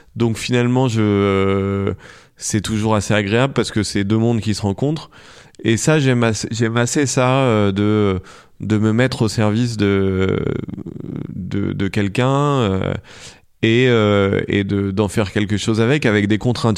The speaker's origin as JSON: {"language": "French", "town": "Paris", "region": "Île-de-France", "country": "France", "said": "on vient de, de, de France et de Paris"}